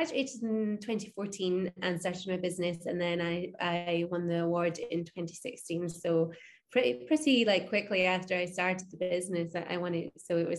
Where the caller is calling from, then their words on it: London, United Kingdom; I'm joining you from London.